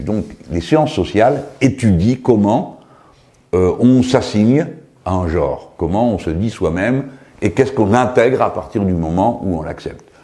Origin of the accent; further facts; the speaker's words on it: Tangier, Tanger-Tetouan-Al Hoceima, Morocco; now in France; Quand j'étais môme, euh, à Tanger